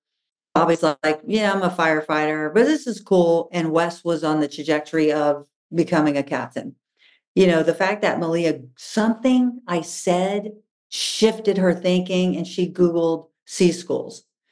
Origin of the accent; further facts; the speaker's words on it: the South, United States; Honestly, it goes back to my family. I was raised in the South, right?